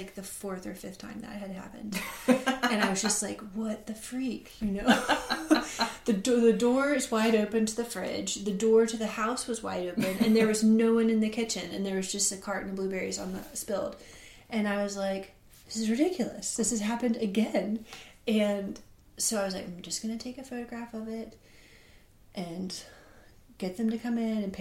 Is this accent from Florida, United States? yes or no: no; Columbia, South Carolina, United States; also born or lived in Arlington, Virginia / Mississippi; now in Ackerman, Mississippi, United States; I grew up in Columbia, South Carolina